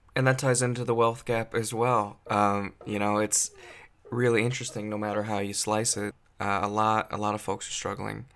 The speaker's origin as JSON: {"language": "English", "area": "near Santa Cruz and San Jose", "region": "Northern California", "country": "United States", "moved": "yes", "lives_now": "Seattle, United States", "said": "I'm from Northern California. I'm from a near Santa Cruz, but not in Santa Cruz, near San Jose, but not in San Jose"}